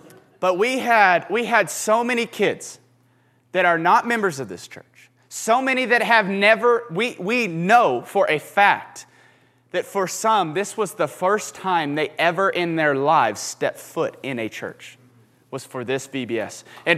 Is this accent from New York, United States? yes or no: no; Houston, Texas, United States; moved away; I didn't like the rain until I moved here because I was from Houston, and the rain meant like certain death of humidity and just really uncomfortable.